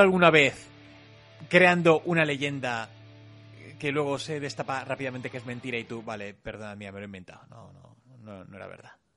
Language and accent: Spanish; Madrid, Community of Madrid, Spain; somos de Madrid